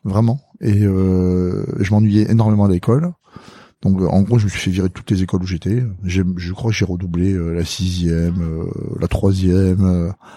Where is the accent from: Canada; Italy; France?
France; south-west France; born or raised there; also born or lived in Madagascar